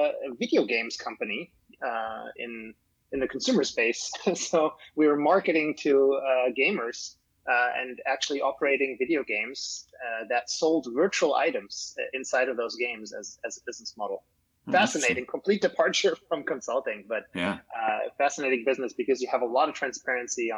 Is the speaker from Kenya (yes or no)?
no; Germany; now in United States; I'm originally from Germany